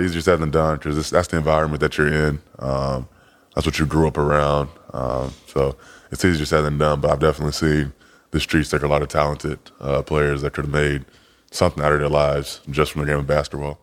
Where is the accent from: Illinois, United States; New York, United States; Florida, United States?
Illinois, United States; Chicago; also born or lived in Fort Smith, Arkansas; I was born in Fort Smith, Arkansas, um, very, very small town, but I was pretty much going from Arkansas uh, back and forth from Arkansas to Chicago until I was nine years old